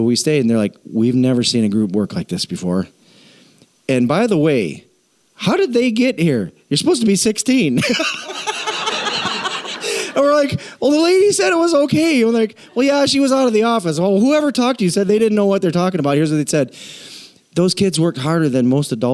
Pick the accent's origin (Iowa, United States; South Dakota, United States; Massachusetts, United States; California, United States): South Dakota, United States; We're from South Dakota.